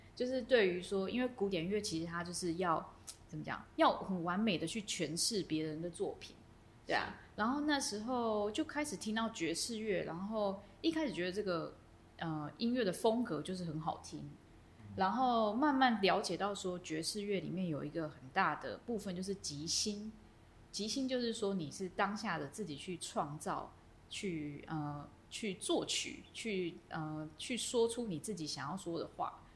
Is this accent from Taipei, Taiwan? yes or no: no; Miaoli County, Taiwan; moved away as an adult; also born or lived in Taichung; now in United States; 我是苗栗人